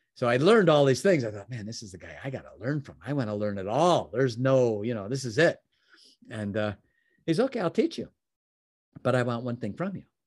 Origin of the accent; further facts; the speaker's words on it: Chicago, Illinois, United States; also born or lived in Oak Brook, Illinois; I was from Chicagoland area